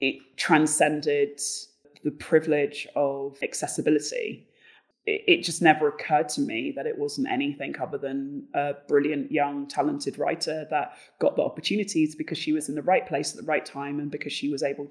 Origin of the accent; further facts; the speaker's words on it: London, United Kingdom; moved away as an adult; also born or lived in Bristol; now in Berlin, Germany; I had grown up in a privileged area, you know, I'm from Battersea, it is really affluent there